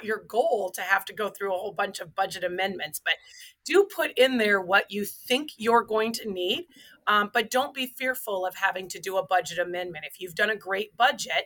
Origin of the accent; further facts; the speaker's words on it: Waterloo, Iowa, United States; So I grew up right here in Waterloo, Iowa. I am a born and raised Iowa girl.